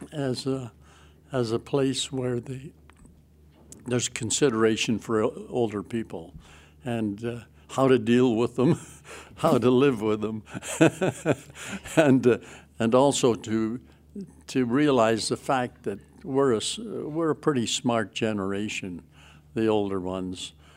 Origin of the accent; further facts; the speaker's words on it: Western Canada, Canada; moved away as an adult; now in Toronto region, Canada; I come from Western Canada